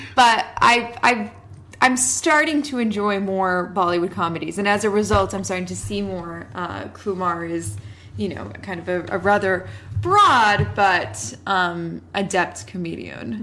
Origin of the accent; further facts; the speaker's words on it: Canada; we are not Indian, we are Canadian.